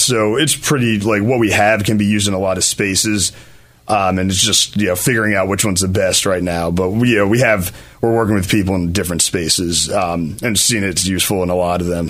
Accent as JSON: {"language": "English", "town": "Philadelphia", "region": "Pennsylvania", "country": "United States", "tie": "born or raised there", "said": "I grew up in Chestnut Hill, uh, right in Philly"}